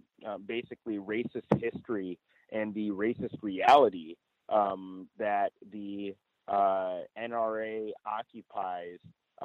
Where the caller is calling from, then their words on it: Chino Hills, California, United States; I'm reporting from Chino Hills, California.